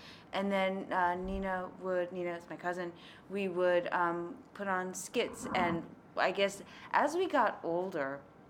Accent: Manhasset, New York, United States; Manhasset, it's in Nassau County.

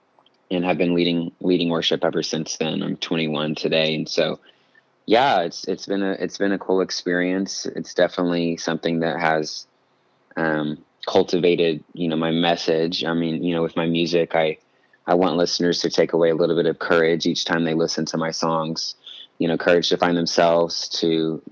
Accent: Vinita, Oklahoma, United States; moved away as an adult; now in Nashville, United States; I actually grew up in a small town in Oklahoma called Vinita. It's up in the northeastern part of the state.

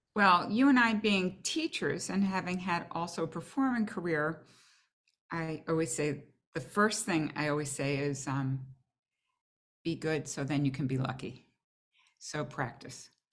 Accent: Boston, Massachusetts, United States; now in New York, United States

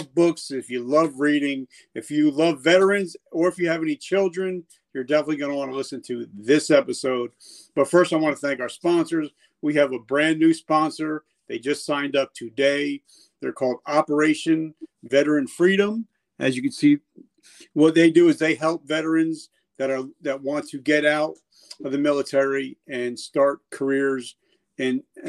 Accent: New Jersey, United States; I'm from Jersey

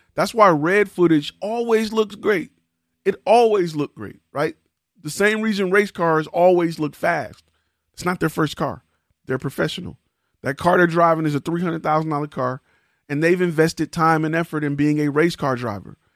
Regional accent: Detroit, Michigan, United States; I'm from Detroit

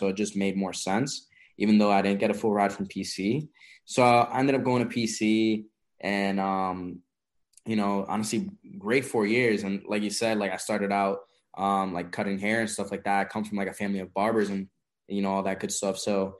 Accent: Waterbury, Connecticut, United States; also born or lived in Hartford, Connecticut; originally, I'm actually not from Mass. I was born in Waterbury, Connecticut.

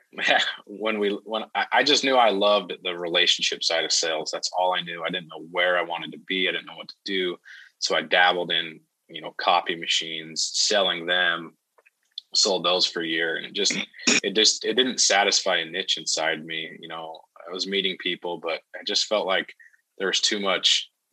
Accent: Idaho, United States; moved away as an adult; also born or lived in Ogden, Utah; I'm from Idaho so that's what, kind of what got us back to where we're at in Idaho now.

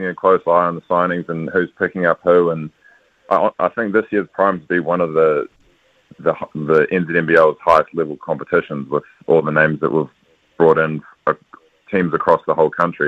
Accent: New Zealand; also born or lived in Washington State, United States; being a Kiwi

